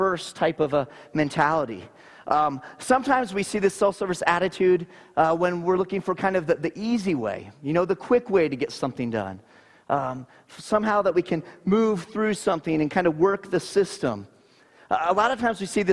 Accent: Naples, Florida, United States; I grew up in Naples, Florida

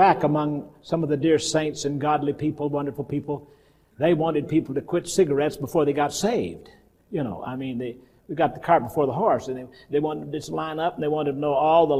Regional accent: the South, United States; I grew up in the South where some people believe, we believe in the power in the blood and they believe in power in the tub.

